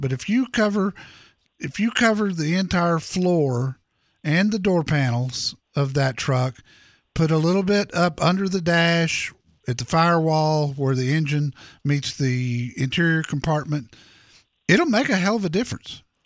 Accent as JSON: {"language": "English", "town": "Dallas", "region": "Texas", "country": "United States", "tie": "born or raised there", "said": "here in my hometown, Dallas Fort Worth"}